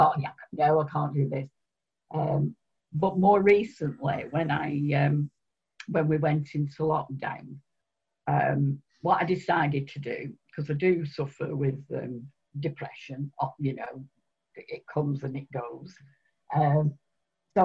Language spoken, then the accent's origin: English; Oldham, North West England, United Kingdom; also born or lived in Spain; I was born in Oldham, and although I've lived in other places, I always come back to Oldham